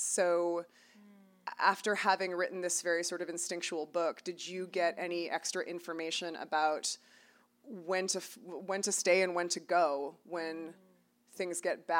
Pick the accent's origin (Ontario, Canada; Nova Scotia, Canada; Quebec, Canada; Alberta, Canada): Ontario, Canada; Toronto; now in United States; we're both from Toronto